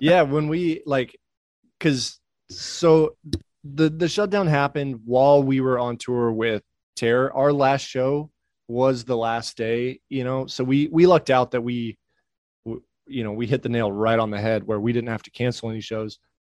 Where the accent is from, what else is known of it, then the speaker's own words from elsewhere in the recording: Oklahoma, United States; also born or lived in Washington State; now in Nashville, United States; I grew, I grew up in Oklahoma